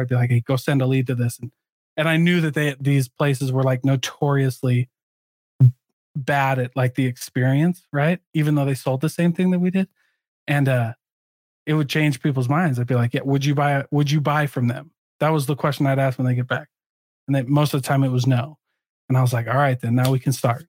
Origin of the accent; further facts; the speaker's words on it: Midwest, United States; I grew up in the Midwest too